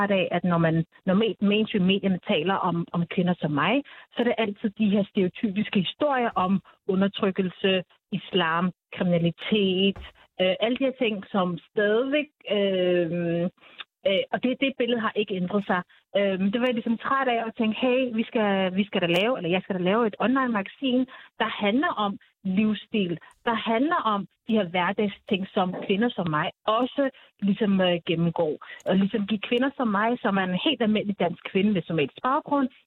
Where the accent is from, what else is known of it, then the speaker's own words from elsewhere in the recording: Denmark; jeg er jo født og opvokset i Danmark og har, og har somaliske rødder.